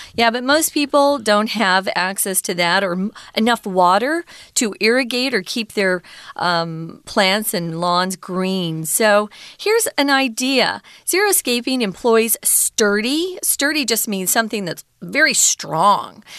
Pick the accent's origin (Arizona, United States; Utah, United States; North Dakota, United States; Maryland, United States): Arizona, United States; Mesa; my hometown in Mesa